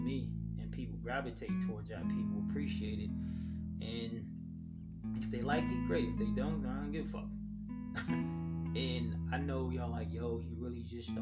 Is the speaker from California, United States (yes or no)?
yes; Los Angeles, California, United States; I'm from South Central LA, and I'm a proud LA native